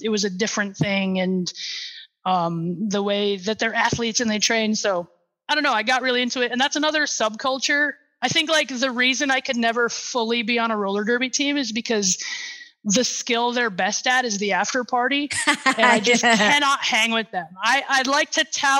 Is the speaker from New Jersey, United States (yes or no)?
no; Sioux Falls, South Dakota, United States; Sioux Falls, my hometown